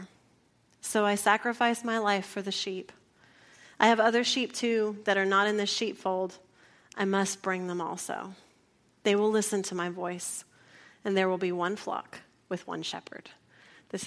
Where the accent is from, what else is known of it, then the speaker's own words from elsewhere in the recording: San Antonio, Texas, United States; also born or lived in San Angelo, Texas; a city girl growing up in San Antonio